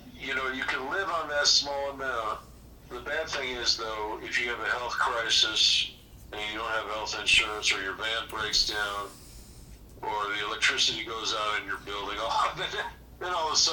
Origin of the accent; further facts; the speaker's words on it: Chicago, Illinois, United States; now in Naco, United States; I'm from Chicago